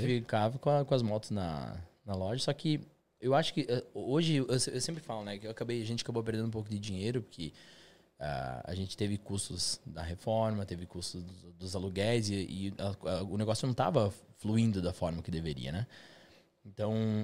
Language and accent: Portuguese; São Miguel do Oeste, Santa Catarina, Brazil; moved away as an adult; also born or lived in Curitiba, Brazil; now in London, United Kingdom; Nasci em São Miguel do Oeste, Santa Catarina, interior de, de Santa Catarina, lá perto da Argentina